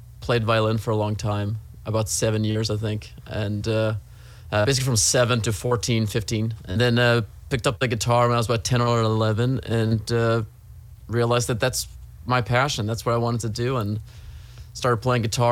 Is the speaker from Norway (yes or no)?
yes; Trondheim, Trøndelag, Norway; moved away as an adult; now in Los Angeles, United States; I'm from Norway, first of all. I'm from the third largest city of Norway, which is Trondheim